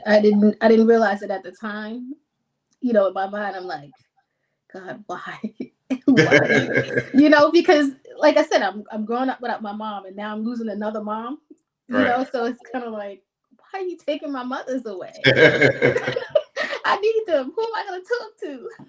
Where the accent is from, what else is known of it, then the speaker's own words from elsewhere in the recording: New York, United States; Well, everybody thinks the New York is just the glam and the glitz, but it's really a hustle. It's expensive to live here, so it's a constant hustle.